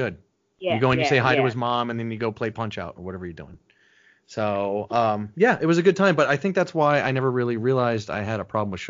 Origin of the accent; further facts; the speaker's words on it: New York, United States; also born or lived in South Florida; Upstate New York, mainly. So, we moved around a little bit, but I'm a New Yorker.